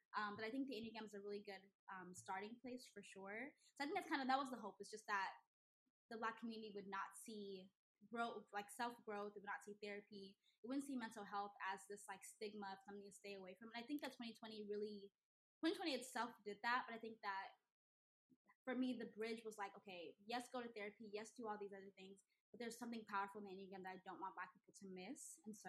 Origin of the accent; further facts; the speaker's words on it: Nigeria; because I'm Nigerian, so I think people lump us all into one